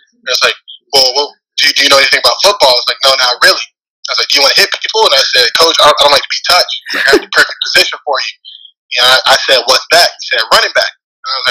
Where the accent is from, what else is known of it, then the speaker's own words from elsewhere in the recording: Atlanta, Georgia, United States; born and raised in Atlanta, Georgia